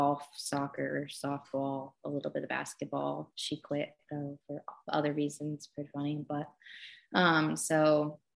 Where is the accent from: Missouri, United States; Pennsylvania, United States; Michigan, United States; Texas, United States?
Missouri, United States; Kansas City; now in Louisville, United States; I grew up in Kansas City, Missouri